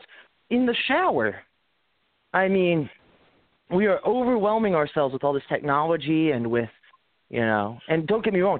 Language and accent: English; New York, United States; I grew up in New York